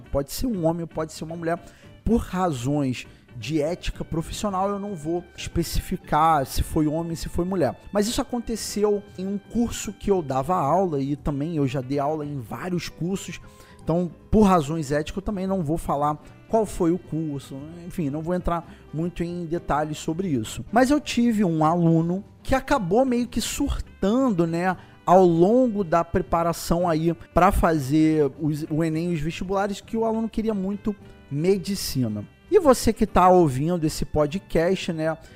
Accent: Rio de Janeiro, Brazil; Para quem não sabe, eu sou aqui do Rio de Janeiro, então tenho o vestibular da UERJ

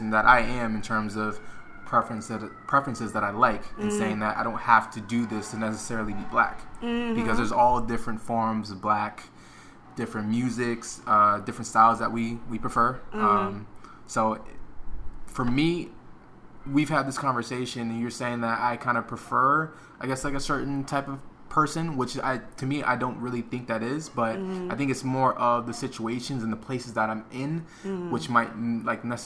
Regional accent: Florida, United States; I'm from Florida

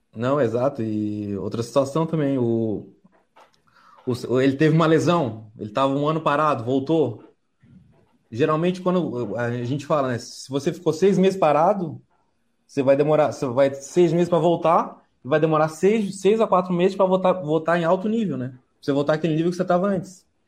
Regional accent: Santa Catarina, Brazil; como eu sou de Santa Catarina

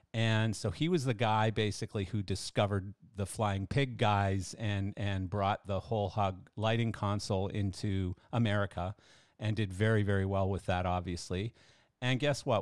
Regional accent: Canada; I'm Canadian and I'm a bass player

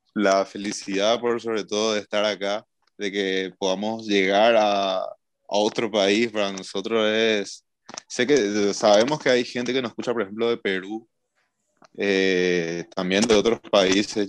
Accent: Paraguay; somos una banda de Paraguay, somos cinco

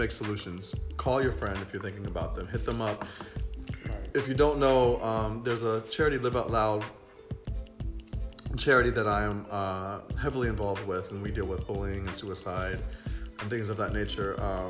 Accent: Florida, United States; also born or lived in West Virginia / Washington, D.C.; now in New York, United States; I was born in West Virginia, raised in Florida, lived in D.C. for 14 years, but I've been in New York for 7 years. So technically, I'm a New Yorker.

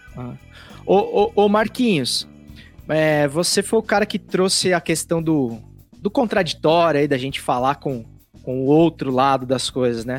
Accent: Pouso Alegre, Minas Gerais, Brazil; moved away; also born or lived in São Paulo; eu cresci lá em Minas, né, lá em Pouso Alegre

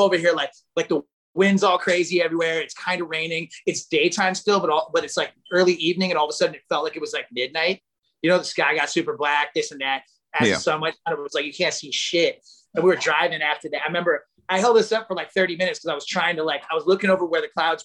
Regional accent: Missouri, United States; That's like where I'm from. I was born in Missouri

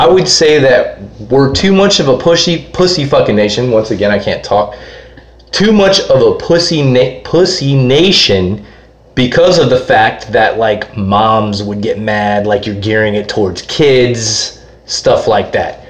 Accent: Edgewater, Florida, United States; I'm from Edgewater. Like in New Smyrna, basically.

